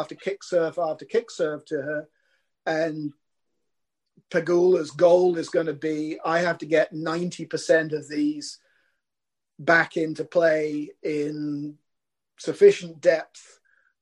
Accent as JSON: {"language": "English", "country": "United Kingdom", "said": "as a Brit"}